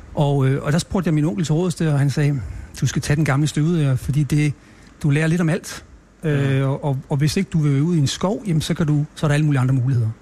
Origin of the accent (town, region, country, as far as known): Stoholm, Central Denmark Region, Denmark; born or raised there; also born or lived in Copenhagen